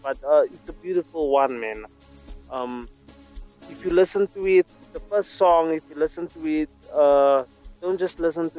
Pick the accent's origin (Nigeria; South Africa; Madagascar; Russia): South Africa; Johannesburg, Gauteng; I'm from Eldorado Park, south of Johannesburg.